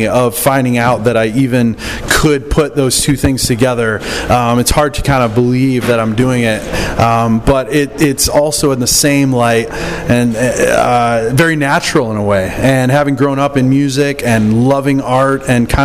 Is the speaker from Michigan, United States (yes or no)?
yes; Michigan, United States; I grew up in Michigan, and of course, hockey was really big there